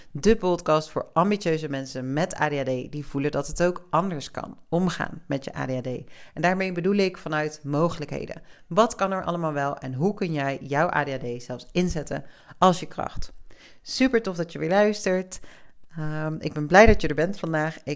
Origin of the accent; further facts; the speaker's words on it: South Africa; born there; also born or lived in Spain; Dat ik ben in Zuid-Afrika geboren. Ik heb in Spanje gewoond. Ik ben veel verhuisd in mijn leven.